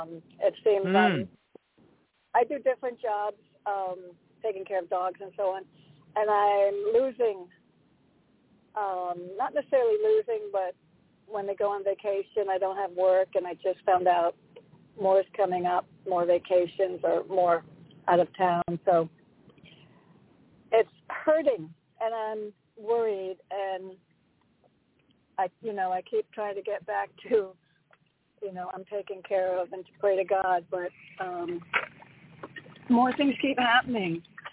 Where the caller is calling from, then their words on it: Connecticut, United States; It's … from Connecticut.